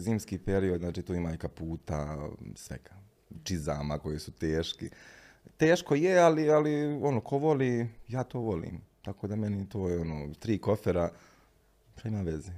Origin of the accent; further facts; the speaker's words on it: Bosnia & Herzegovina; moved away as an adult; now in Milan, Italy; ja govorim iz Bosne i Hercegovine